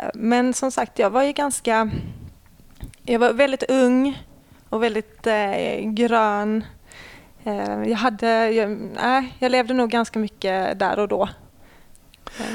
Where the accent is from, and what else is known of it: Lund, Skåne, Sweden; born or raised there; also born or lived in Ängelholm